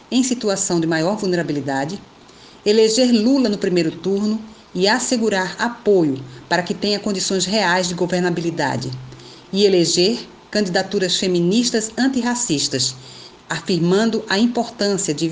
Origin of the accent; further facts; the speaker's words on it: Recife, Pernambuco, Brazil; Sou natural do Recife, capital de Pernambuco. Sou filha de um casal de pessoas negras da periferia